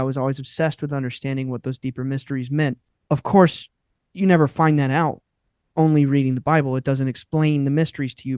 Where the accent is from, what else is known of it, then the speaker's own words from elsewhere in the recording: North Carolina, United States; we are from North Carolina, and it is still, up until recently, I would say it was an extremely rural, deeply Southern culture